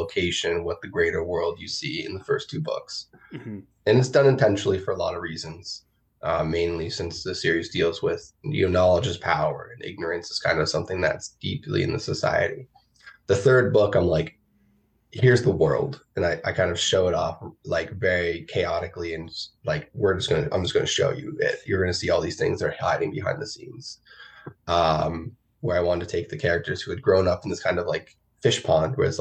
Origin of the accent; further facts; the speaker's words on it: New York, United States; I grew up in New York around 9/11, and I was a kid.